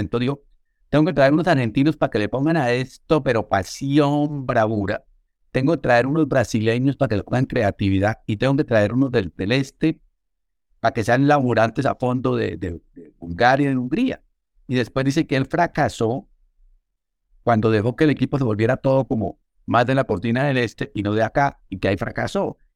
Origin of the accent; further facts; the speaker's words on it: Bogotá, Colombia; como soy de Bogotá